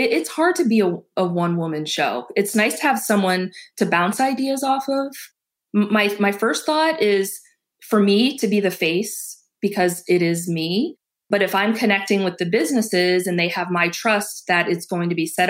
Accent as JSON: {"language": "English", "region": "Massachusetts", "country": "United States", "lives_now": "Ohio, United States", "said": "I'm not from Ohio originally. I'm from Massachusetts"}